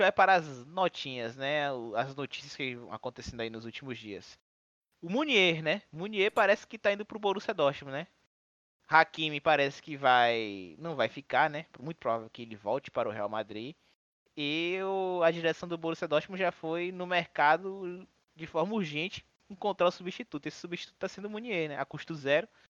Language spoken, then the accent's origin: Portuguese; Bahia, Brazil; a gente é da Bahia, né? A gente mora em Salvador.